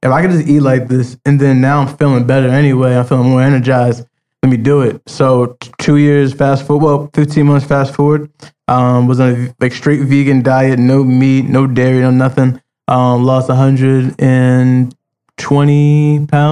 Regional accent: Roselle, United States; growing up in Roselle

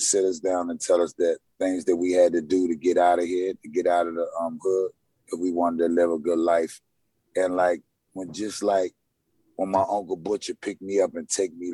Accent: Washington, District of Columbia, United States; life for me growing up in Uptown Washington, D.C. was kind of tough, man.

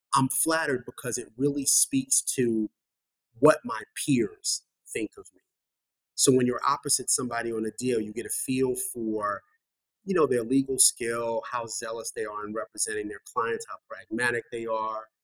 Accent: New York City, New York, United States; I was born and raised in Bronx, New York

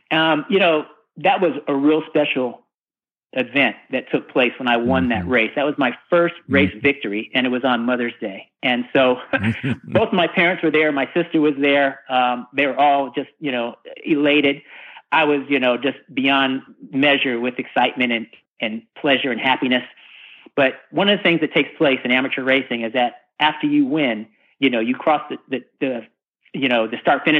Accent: California, United States; when I came from the West Coast, from Northern California, the Bay Area specifically, to the Deep South, to race in NASCAR

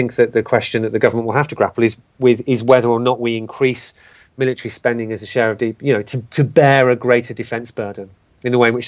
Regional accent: United Kingdom; a British citizen

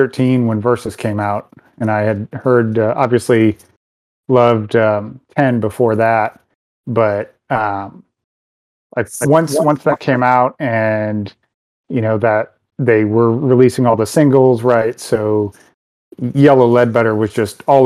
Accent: Detroit, Michigan, United States; I grew up out in Detroit, and this was at Car City Records.

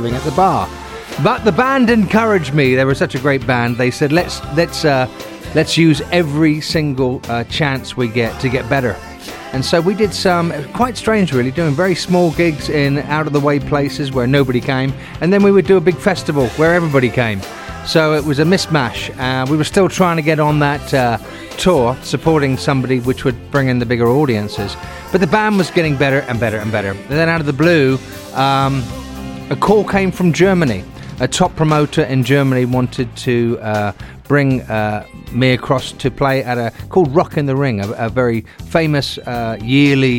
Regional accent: England, United Kingdom; moved away as an adult; now in United States; in my home country, in England

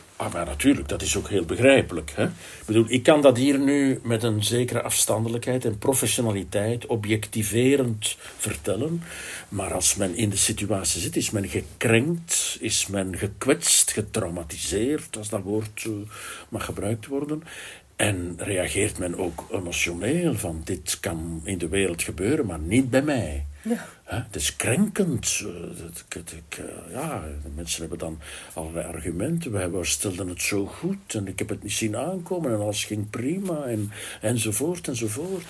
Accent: Flanders, Belgium; Ik ben ook een Vlaamse jongen.

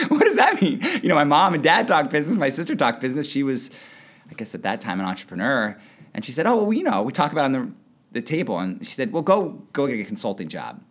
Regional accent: West Hartford, Connecticut, United States; moved away as an adult; also born or lived in New Haven; now in Boston, United States; grew up in West Hartford, Connecticut

